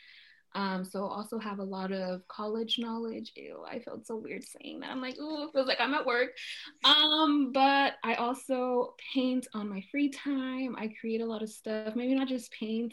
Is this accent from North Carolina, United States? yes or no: no; Dallas, Texas, United States; also born or lived in Los Angeles; I'm from Dallas, Texas